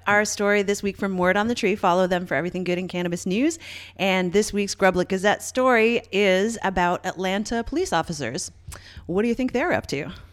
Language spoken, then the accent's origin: English; Canada; I'm Canadian